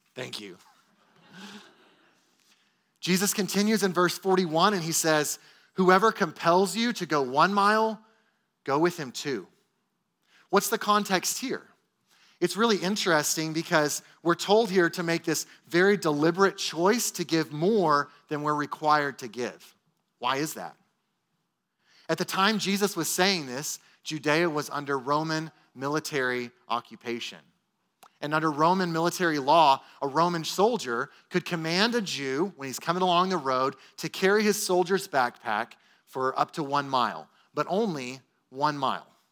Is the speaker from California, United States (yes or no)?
no; Texas, United States; as Texan American Christians